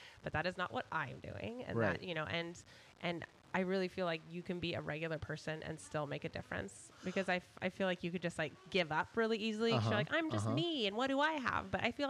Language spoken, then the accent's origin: English; Seattle, Washington, United States; I'm from Seattle